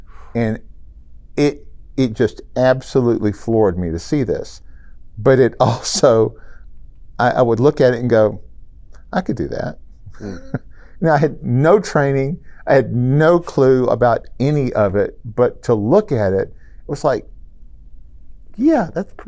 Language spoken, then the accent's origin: English; Memphis, Tennessee, United States; I'm from Memphis.